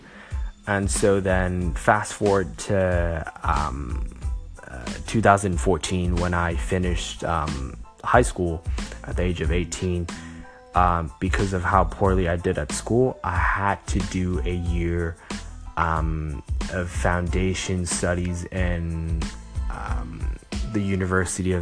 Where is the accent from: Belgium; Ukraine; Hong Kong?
Hong Kong; also born or lived in Los Angeles, United States; I was born in LA, but I grew up in Hong Kong